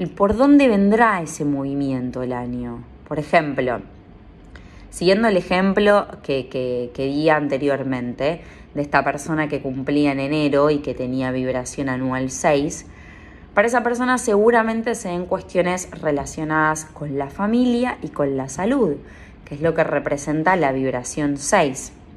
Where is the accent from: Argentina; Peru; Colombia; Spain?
Argentina; San Pedro, Buenos Aires Province; moved away; mi ciudad natal, San Pedro, San Pedro, Buenos Aires